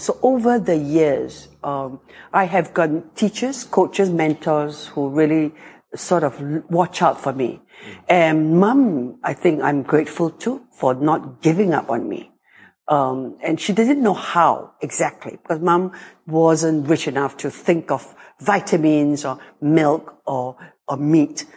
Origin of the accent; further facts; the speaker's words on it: Singapore; also born or lived in France; I grew up in Singapore, which is 700,000 people.